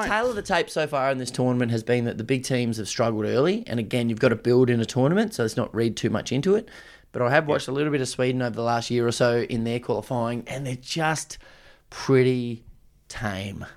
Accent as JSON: {"language": "English", "country": "Australia", "said": "as an Australian, how good's this?"}